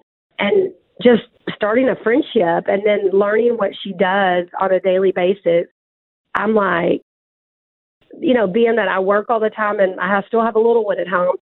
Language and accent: English; Texas, United States; accent: country; also born or lived in Tyler, Texas; I'm a Texas girl